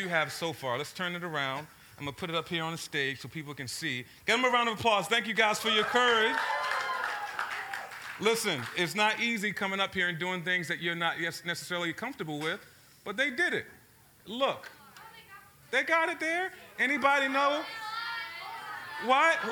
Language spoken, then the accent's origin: English; Baltimore, Maryland, United States; So I grew up in South Baltimore, grew up in a place called Cherry Hill